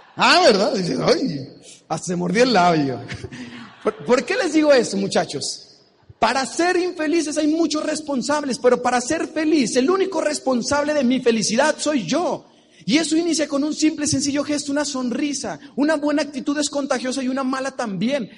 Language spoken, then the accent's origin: Spanish; Mexico; Soy de México, de la tierra del tequila, del mariachi